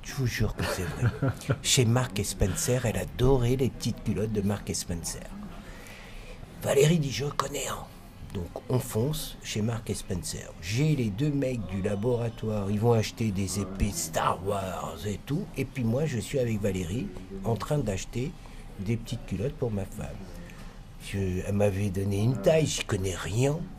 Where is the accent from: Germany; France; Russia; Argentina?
France; Nous sommes des Français arrivant chez Deluxe à Londres